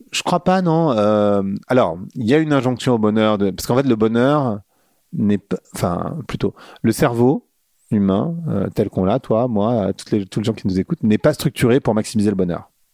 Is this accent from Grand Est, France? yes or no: no; Paris, Île-de-France, France; moved away as an adult; also born or lived in Birmingham / Luxembourg / New York; now in Lisbon, Portugal; je suis parisien